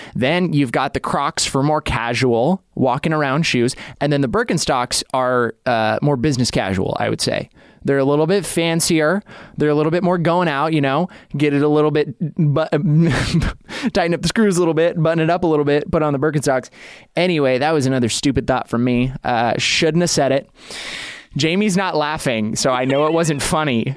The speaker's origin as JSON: {"language": "English", "region": "Idaho", "country": "United States", "tie": "born or raised there", "moved": "yes", "lives_now": "Los Angeles, United States", "said": "I grew up in Idaho"}